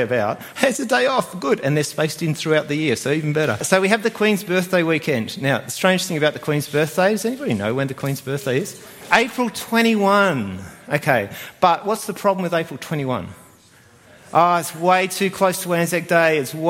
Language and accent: English; New Zealand; now in Australia; I was born in New Zealand